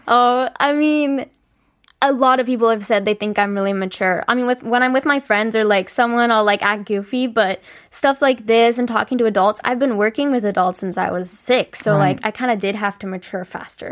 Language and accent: English; California, United States; moved away as an adult; also born or lived in Chicago; now in South Korea; I'm from California